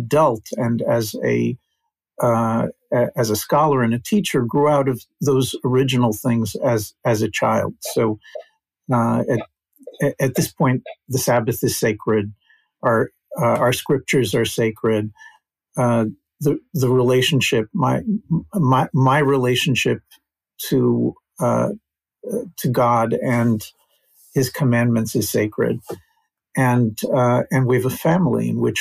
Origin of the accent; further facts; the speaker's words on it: Princeton, New Jersey, United States; moved away as an adult; now in Israel; mostly I grew up in the United States